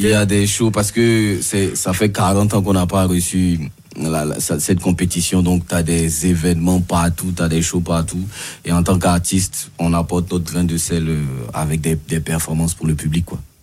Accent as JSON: {"language": "French", "country": "Côte d’Ivoire", "said": "en tant qu'Ivoirien"}